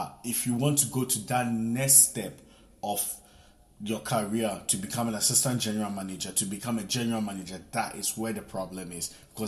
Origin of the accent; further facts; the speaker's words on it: Ghana; moved away as an adult; also born or lived in Italy; I'm from Ghana. I came here when I was probably 19. I came from Italy, and I've been working in the hospitality sector for the past 10 years.